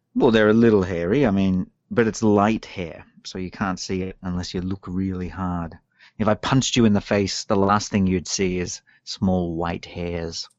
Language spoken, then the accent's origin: English; Australia; moved away as an adult; now in Japan; I come from Australia where we drive on the left